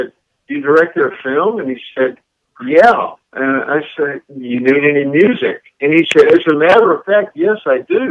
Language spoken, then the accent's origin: English; the South, United States; So I'm from the South